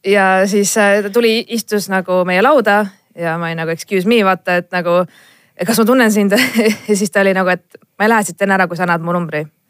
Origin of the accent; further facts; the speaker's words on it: Estonia; me oleme eestlased